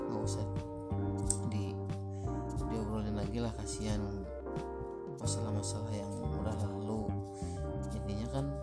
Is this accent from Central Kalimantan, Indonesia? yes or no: no; West Java, Indonesia; kenalin aku orang Sunda ya